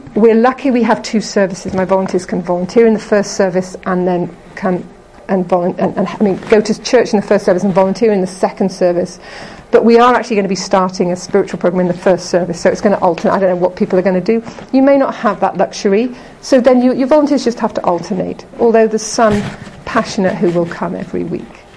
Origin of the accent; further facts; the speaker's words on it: Liverpool, North West England, United Kingdom; moved away as an adult; also born or lived in Hong Kong; now in Canada; I'm from England originally. I'm uh, from Liverpool.